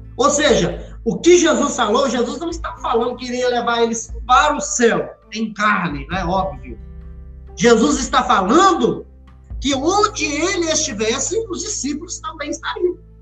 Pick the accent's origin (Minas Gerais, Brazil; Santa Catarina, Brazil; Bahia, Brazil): Minas Gerais, Brazil; como um bom mineiro